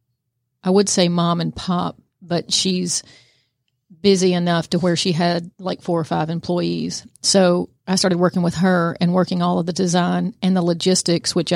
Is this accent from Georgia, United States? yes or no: yes; Kennesaw, Georgia, United States; also born or lived in Woodstock, Georgia / Canton, Georgia; I am a Georgia native. I grew up in Kennesaw, Georgia, and then migrated to Woodstock and then to Canton, where I've been for 20 years.